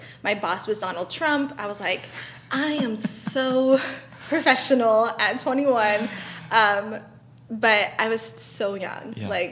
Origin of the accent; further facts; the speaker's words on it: Barstow, California, United States; I grew up in Barstow.